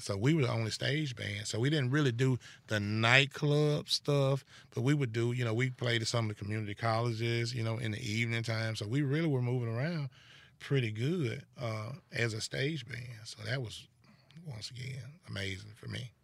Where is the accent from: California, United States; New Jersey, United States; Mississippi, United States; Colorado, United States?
Mississippi, United States; Goodman; I'm born and bred in Holmes County, Goodman, Mississippi.